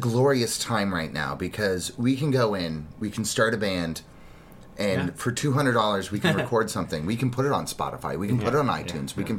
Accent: Colorado, United States; I'm from Colorado

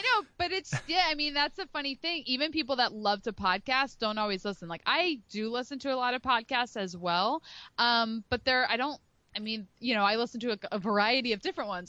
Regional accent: Philadelphia, Pennsylvania, United States; now in Rhode Island, United States; I live in Rhode Island, but I'm from the Philadelphia area

